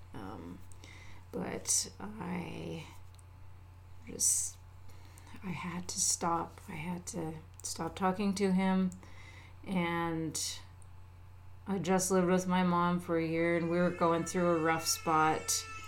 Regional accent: Alaska, United States; moved away; I'm far away from Alaska now

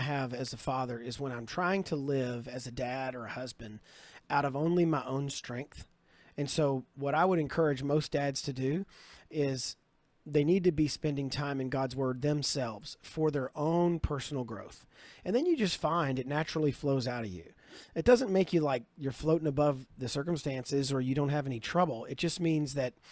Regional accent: Kentucky, United States; I'm from Kentucky

